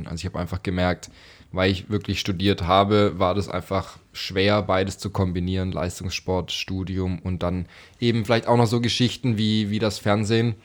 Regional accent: Stuttgart, Baden-Württemberg, Germany; dort bin ich ein Stück weit aufgewachsen im Kellerzentrum Stuttgart

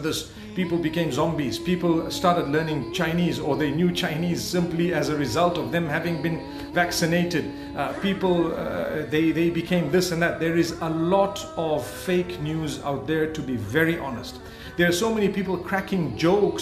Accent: Zimbabwe; also born or lived in Saudi Arabia; I was born and raised in Zimbabwe

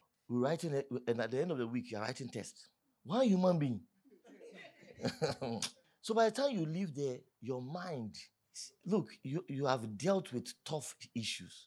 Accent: Accra, Greater Accra, Ghana; I'm from Accra

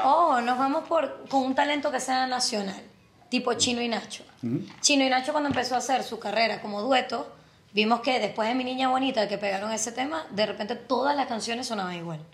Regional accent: Zulia, Venezuela; es zuliano como yo

